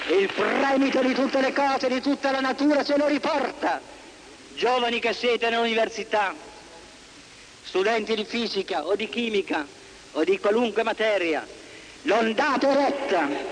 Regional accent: Italy

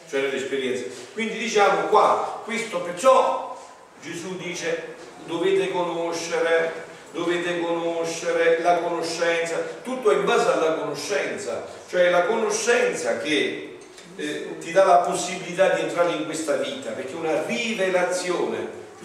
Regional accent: Italy; Eh, Grotta Ferrari in provincia

